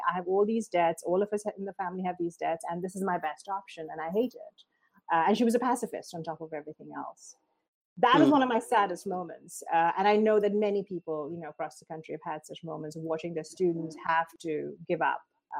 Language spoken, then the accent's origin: English; India; I come from the third world. I come from India, a country where people, you know, die on the street.